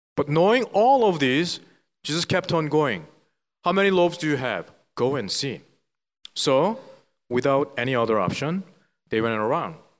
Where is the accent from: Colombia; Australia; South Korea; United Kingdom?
South Korea; English is a second language; moved away as an adult; now in Philadelphia, United States; I was born and raised in South Korea